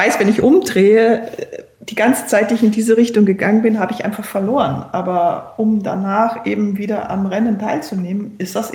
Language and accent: German; Berchtesgaden, Bavaria, Germany; born or raised there; also born or lived in Cologne